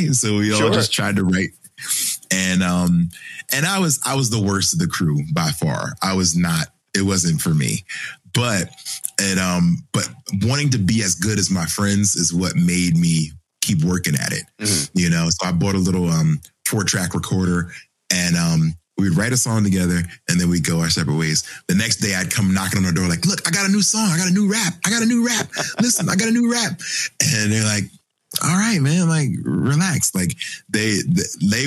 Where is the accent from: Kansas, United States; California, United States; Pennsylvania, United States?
Pennsylvania, United States; Philadelphia; growing up in Philly